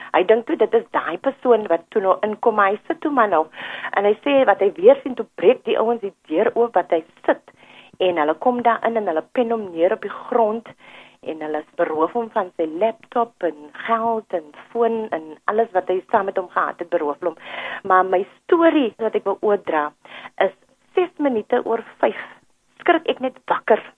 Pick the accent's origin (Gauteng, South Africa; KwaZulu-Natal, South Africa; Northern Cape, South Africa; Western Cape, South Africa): Western Cape, South Africa; Cape Town; Ek is hier van Mitchells Plain